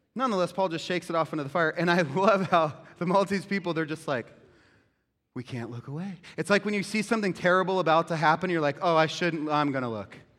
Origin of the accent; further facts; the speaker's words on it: United States; we're not American Christians, we're Christian Americans